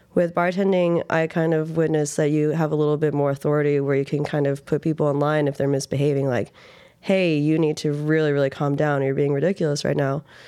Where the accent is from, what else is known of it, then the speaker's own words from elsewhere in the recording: Reno, Nevada, United States; moved away as an adult; now in New York, United States; I grew up in Reno, Nevada.